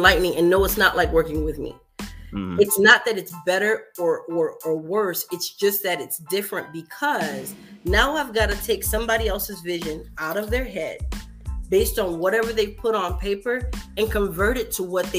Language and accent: English; Miami, Florida, United States; I'm from Miami, but my dad's side is from like a country part of Jacksonville and you know, Florida